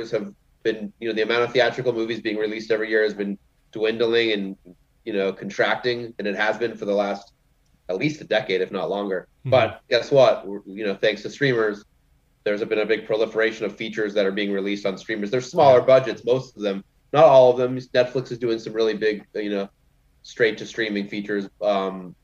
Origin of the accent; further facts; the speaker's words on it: Massachusetts, United States; I'm from Massachusetts